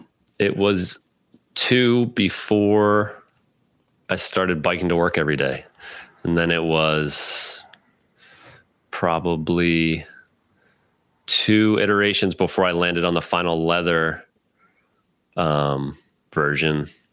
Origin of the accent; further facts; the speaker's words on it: New York, United States; also born or lived in Baltimore, Maryland; What I tell people is I was born in Baltimore. A lot of my family roots are there. And then I was in high school in Westchester, New York.